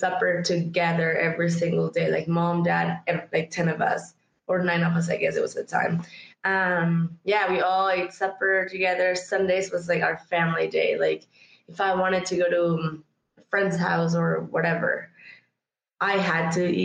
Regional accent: San Luis Potosí, Mexico; now in Canada; I was born and raised in Mexico, San Luis to be exact, which is four or five hours north of Mexico City.

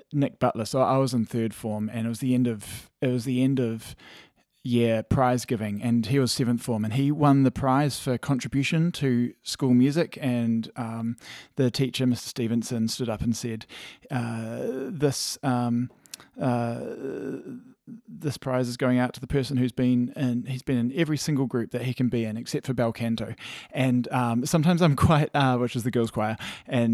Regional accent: Christchurch, Canterbury, New Zealand; also born or lived in Calgary, Canada; I grew up in Shirley, Christchurch, so went to Shirley Primary School and Banks Ave, and then Chisnawood Intermediate.

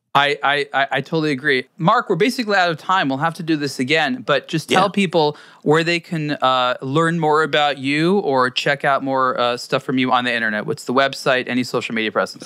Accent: United States; as an American

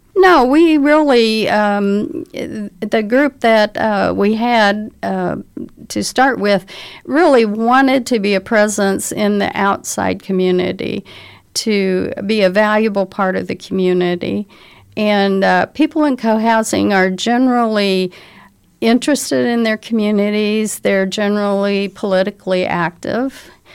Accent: Indianapolis, Indiana, United States; now in Bloomington, United States; I was raised in Indianapolis

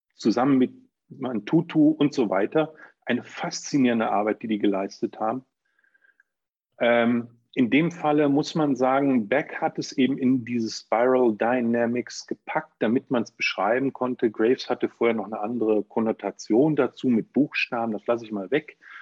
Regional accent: Germany; bei uns in Deutschland

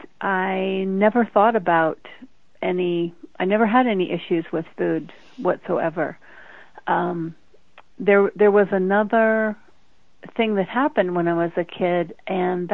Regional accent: Denver, Colorado, United States; I grew up in Denver, Colorado

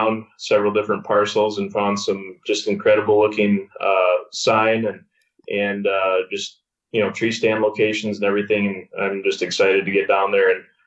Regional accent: Wisconsin, United States; I grew up in Wisconsin

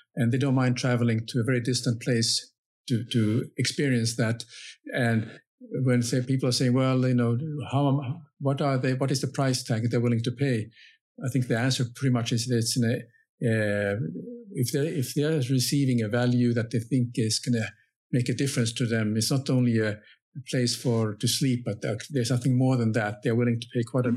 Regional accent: Finland; I'm coming from Finland

